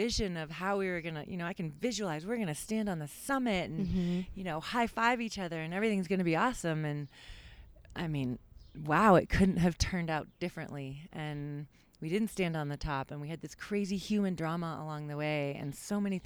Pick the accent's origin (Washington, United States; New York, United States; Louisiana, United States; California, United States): Washington, United States; Seattle; moved away as an adult; I grew up in Seattle, Washington